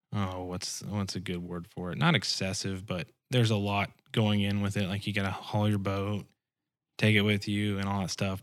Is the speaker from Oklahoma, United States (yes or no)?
no; Springfield, Missouri, United States; also born or lived in South Georgia; when we moved back here, we lived in Springfield, and, uh, that's where I kinda grew up